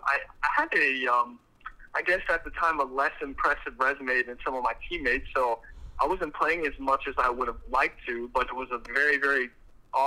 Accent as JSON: {"language": "English", "town": "Austin", "region": "Texas", "country": "United States", "tie": "born or raised there"}